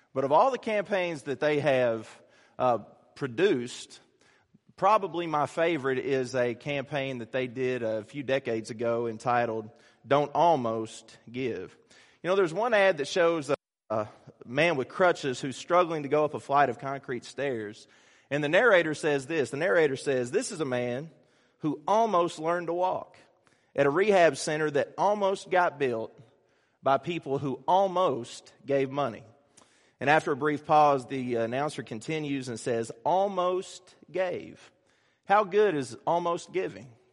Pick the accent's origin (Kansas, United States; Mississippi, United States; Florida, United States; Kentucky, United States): Kentucky, United States; A lot of people who know me know I'm from Kentucky